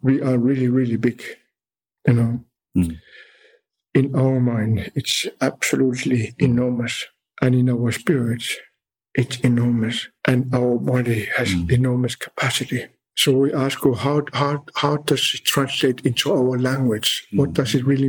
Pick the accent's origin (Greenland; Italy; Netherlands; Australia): Greenland; the big ice of my land